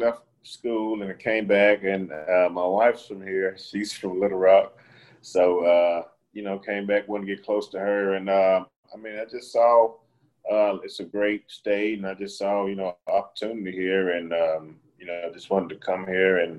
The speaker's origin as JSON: {"language": "English", "town": "LaGrange", "region": "Georgia", "country": "United States", "tie": "born or raised there", "moved": "yes", "said": "They went down to my hometown and got a defensive lineman from Troop High School from LaGrange, Georgia."}